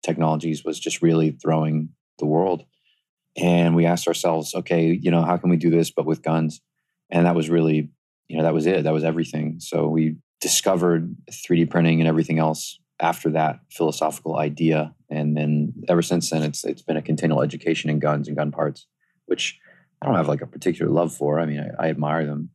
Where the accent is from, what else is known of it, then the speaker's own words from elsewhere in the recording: the South, United States; I grew up in the South